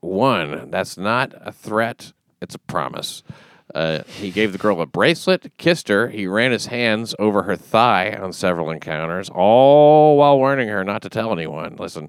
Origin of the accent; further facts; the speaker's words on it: Scotland, United Kingdom; Oh, Scotland.